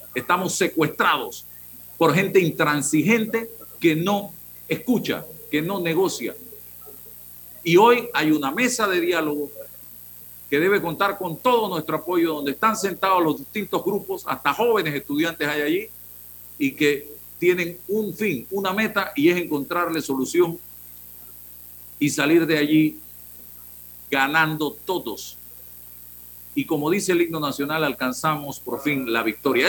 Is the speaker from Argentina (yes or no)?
no; Panama; los panameños